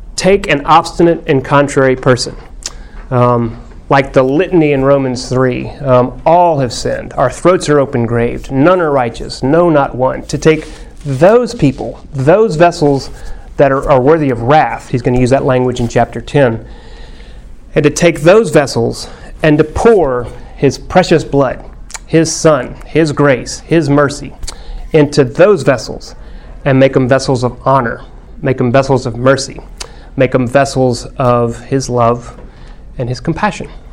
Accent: Texas, United States; My Texanness, my fifth generation Texasness

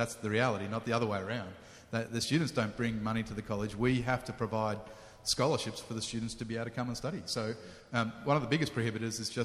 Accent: Sydney, New South Wales, Australia; moved away as an adult; now in Cape Town, South Africa; I grew up in Sydney, on the north shore of Sydney

